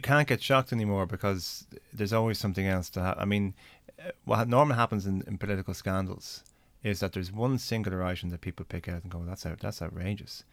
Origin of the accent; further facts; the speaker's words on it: Ireland; I'm an Irish senator. I made a speech in the Irish Senate